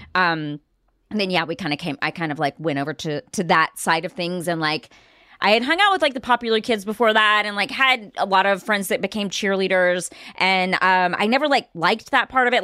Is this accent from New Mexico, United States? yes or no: no; Marshall, Texas, United States; my hometown